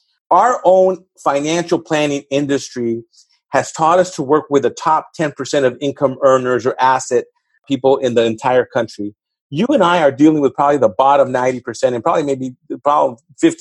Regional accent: Los Angeles, California, United States; where I grew up in East LA, there's 2 high schools.

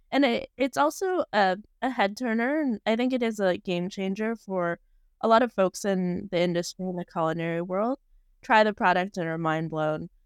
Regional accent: Bay Area, California, United States; I'm from the Bay Area

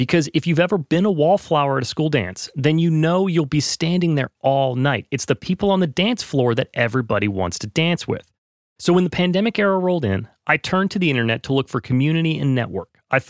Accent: North Carolina, United States; I ran into a friend from the town I grew up in North Carolina.

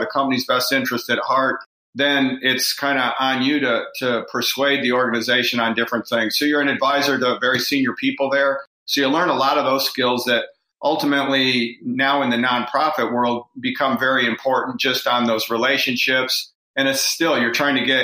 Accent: Michigan, United States; moved away as an adult; now in Northwest Arkansas, United States; I'm originally from Michigan, grew up there

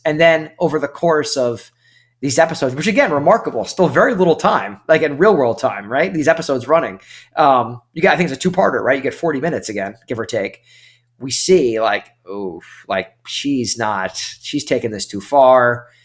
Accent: New York, United States; moved away as an adult; now in Charleston, United States; I'm from New York, obviously, same area as you for most of my life, and I've lived down here outside of Charleston for the past four years

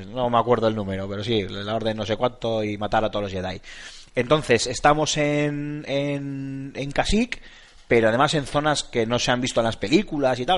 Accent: Basque Country, Spain; Somos vascos.

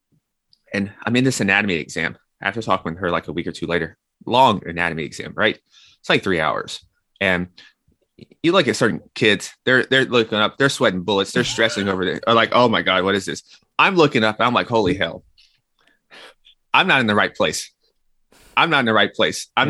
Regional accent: Nashville, Tennessee, United States; moved away as an adult; also born or lived in New York; I'm from Nashville, Tennessee, and I went to New York for school.

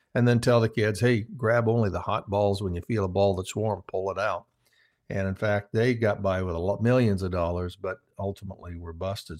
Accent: Midwest, United States; I started out on a farm, small farm in the Midwest

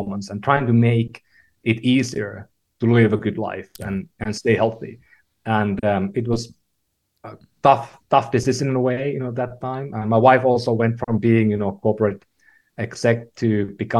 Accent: Finland; moved away as an adult; also born or lived in California; now in San Francisco, United States; I was born in Finland, lived in a lot of places, but, you know, moved to California about 15 years ago

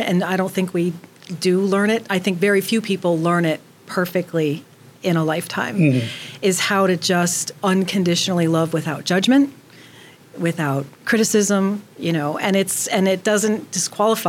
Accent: New York, United States; I'm a New Yorker

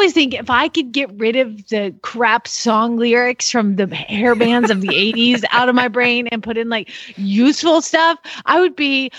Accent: the South, United States; I'm from the South

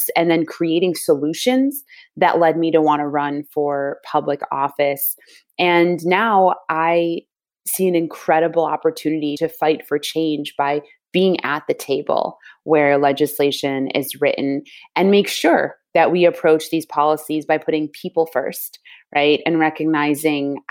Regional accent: Rochester, New York, United States; I was born and raised here in Rochester, New York

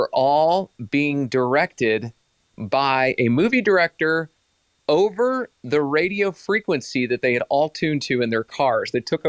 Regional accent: Iowa, United States; I'm from Iowa

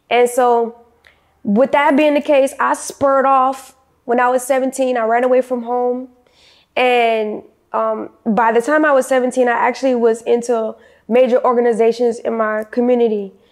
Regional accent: New Orleans, Louisiana, United States; moved away; I'm originally from New Orleans, Louisiana. I'm currently 25. Actually, I'm 26. Just made 26 in February.

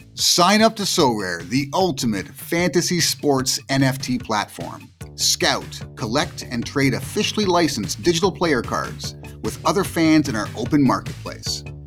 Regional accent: Canada; I have Jamaican heritage, but I grew up in Canada

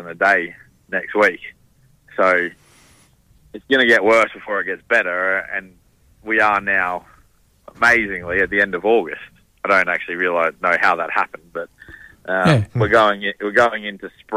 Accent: Queensland, Australia; now in Western Australia, Australia; having come from Queensland originally

